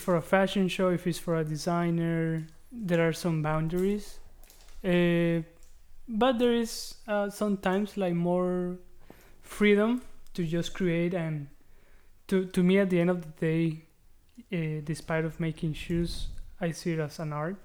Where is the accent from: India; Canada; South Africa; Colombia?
Colombia; English is a second language; moved away as an adult; also born or lived in Savannah, Georgia, United States; now in United States; I'm from Colombia